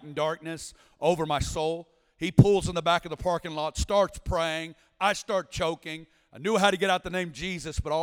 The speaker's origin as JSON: {"language": "English", "region": "Northwest Arkansas", "country": "United States", "tie": "born or raised there", "said": "I'm originally from Northwest Arkansas."}